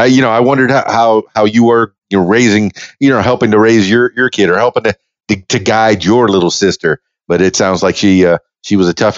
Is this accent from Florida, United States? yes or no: yes; Miami, Florida, United States; and I grew up in Miami, you know, in a tougher part of town, and we all played outside in the dirt